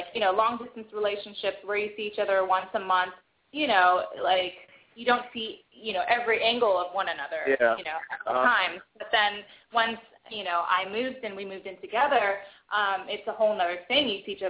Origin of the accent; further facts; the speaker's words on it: Bay Area, California, United States; moved away as an adult; now in Philadelphia, United States; I'm from the Bay Area originally